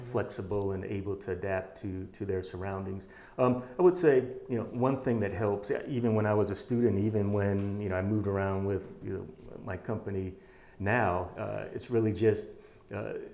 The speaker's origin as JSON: {"language": "English", "town": "Detroit", "region": "Michigan", "country": "United States", "said": "Um, I'm from Detroit, Detroit, Michigan."}